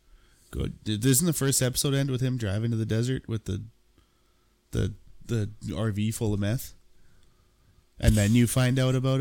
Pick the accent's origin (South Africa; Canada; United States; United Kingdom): Canada; we're Canadian. Our sense of humor is close to the Brits.